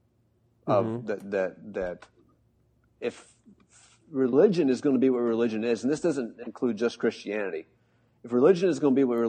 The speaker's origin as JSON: {"language": "English", "country": "United States", "said": "I'm an American."}